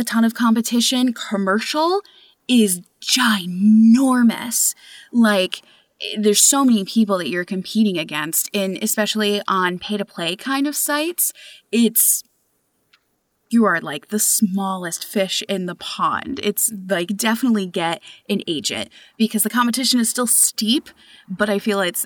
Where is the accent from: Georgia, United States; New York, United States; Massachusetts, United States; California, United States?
New York, United States; moved away; I'm originally from New York